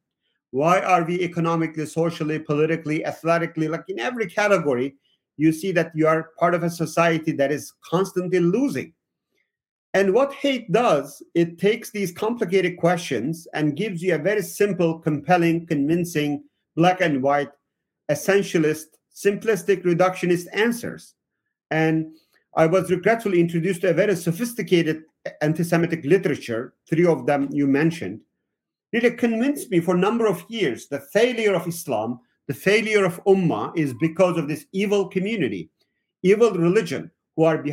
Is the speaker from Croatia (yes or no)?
no; Southeastern Anatolia, Turkey; now in United States; I am from Turkey originally. I grew up in the southeastern part of Turkey on the border with Syria